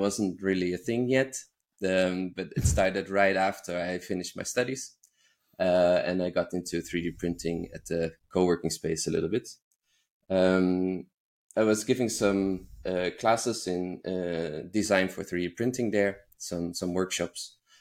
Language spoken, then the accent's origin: English; Netherlands; moved away as an adult; now in Berlin, Germany; I grew up in the Netherlands